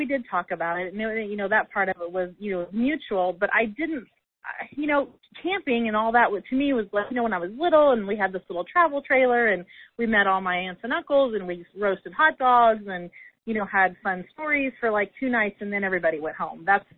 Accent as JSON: {"language": "English", "region": "Indiana", "country": "United States", "said": "Like, you know, we're from Indiana."}